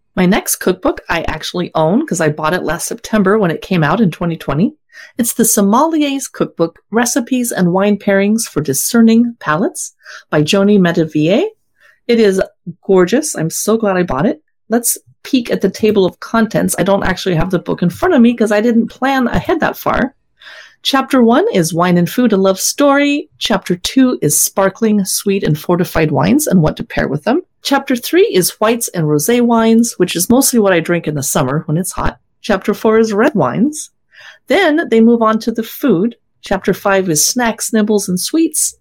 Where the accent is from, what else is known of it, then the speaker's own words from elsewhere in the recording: Washington, United States; we are from Washington